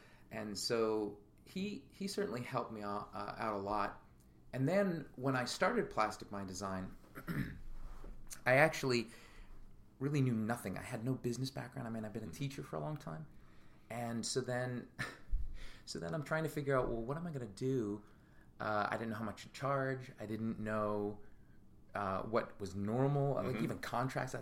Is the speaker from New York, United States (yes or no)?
yes; Capital District, New York, United States; also born or lived in Philadelphia; we grew up in the Capital District